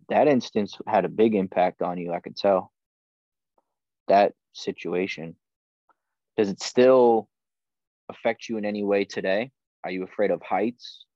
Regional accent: New England, United States; moved away as an adult; also born or lived in Hawaii; I was born and raised in New England on the opposite side of the country.

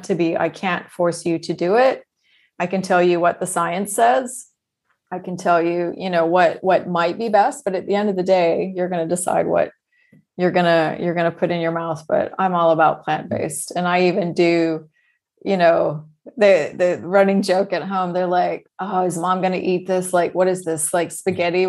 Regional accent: Texas, United States; When I was younger, we moved to Texas when I was quite young

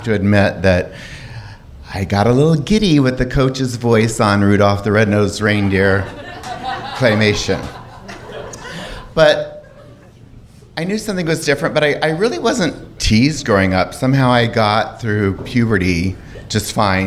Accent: Missouri, United States; also born or lived in Arkansas; I was born in 1961 in Arkansas, and I was raised pretty much in a small town in Missouri

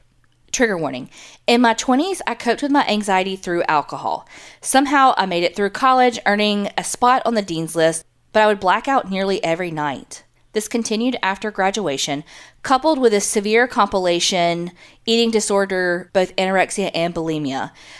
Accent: Memphis, Tennessee, United States; I grew up in Memphis, so for birthday parties, I'd make my friends go on tours in some of the historic places there as well.

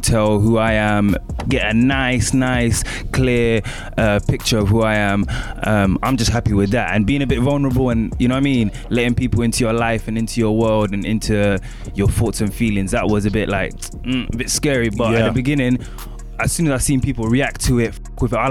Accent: London, United Kingdom; I'm from East

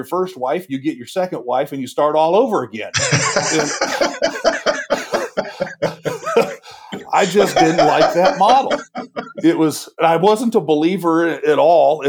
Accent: Washington, United States; moved away as an adult; also born or lived in the South; I grew up in Washington, you could drive miles and not see a church

